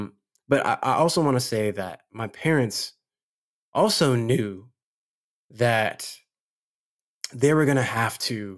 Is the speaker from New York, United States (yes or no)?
no; Ladera Heights, California, United States; we moved around kind of a lot and then settled pretty much, you know, the beginning of my formative years to when I left for college. We were first in Ladera Heights